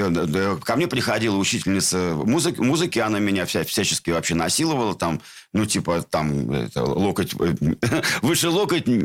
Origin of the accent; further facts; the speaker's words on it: Saint Petersburg, Russia; born there; В городе Ленинград. Когда да. Э, в 1965